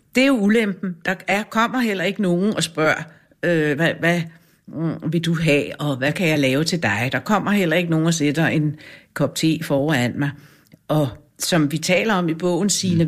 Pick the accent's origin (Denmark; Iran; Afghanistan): Denmark; Grønholt, Capital Region of Denmark; I Grønholdt ved Fredensborg